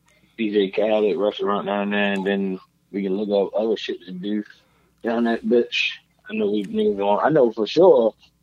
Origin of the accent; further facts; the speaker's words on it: Florida, United States; I'm from Florida.